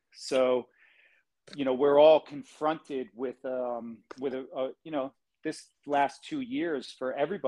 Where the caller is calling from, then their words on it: Hawaii, United States; I'm in Hawaii, on the island of Kauai.